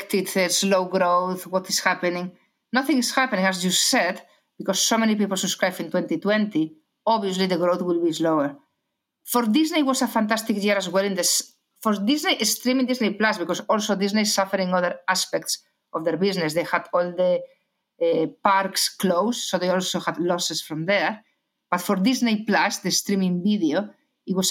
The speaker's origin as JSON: {"language": "English", "region": "Galicia", "country": "Spain", "accent": "Spanish", "second_language": "English", "said": "I'm Spanish, as many people already realize because of my accent, from Galicia."}